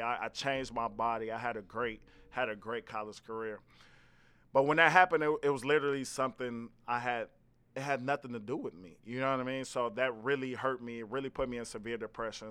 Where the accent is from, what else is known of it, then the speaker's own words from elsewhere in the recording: Gary, Indiana, United States; I'm from Gary, Indiana originally